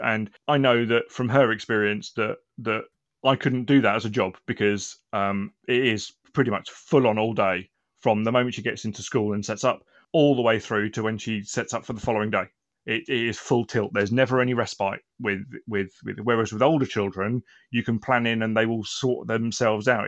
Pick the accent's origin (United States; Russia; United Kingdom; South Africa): United Kingdom; Aldershot, South East England; now in Milton Keynes, United Kingdom; I grew up and started in Aldershot, and then when I moved around the country